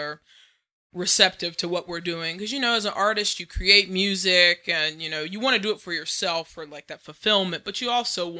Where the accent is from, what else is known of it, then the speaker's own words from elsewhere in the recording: Southwest Virginia, United States; moved away as an adult; now in Phoenix, United States; So, I'm originally from Southwest Virginia, moonshine capital of the world. There's a show on Discovery called Moonshiners. That's actually the part of Virginia where I'm from.